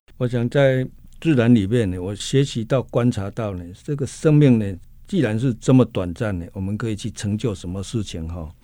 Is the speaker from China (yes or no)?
no; Taiwan; 我们台湾人